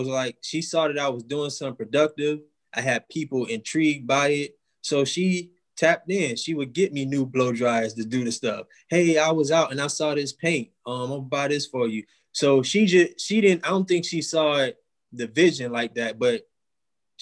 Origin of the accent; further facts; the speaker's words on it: Miami, Florida, United States; also born or lived in Jacksonville, Florida; I'm a guy from Miami, Florida